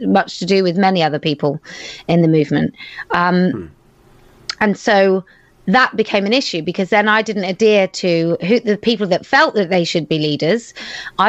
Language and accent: English; United Kingdom; I was there as a Brit